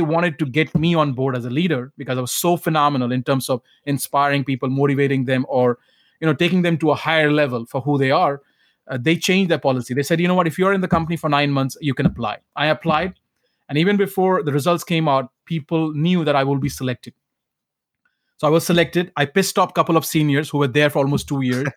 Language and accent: English; Sangrur district, Punjab, India; accent: heavy accent from Punjab; English is a second language; moved away; also born or lived in Calcutta; my village home or my hometown.